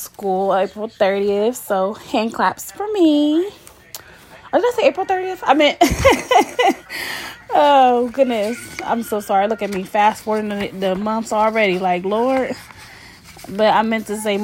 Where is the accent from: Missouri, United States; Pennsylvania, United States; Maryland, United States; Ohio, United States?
Ohio, United States; Columbus; We are from Columbus, Ohio, the west side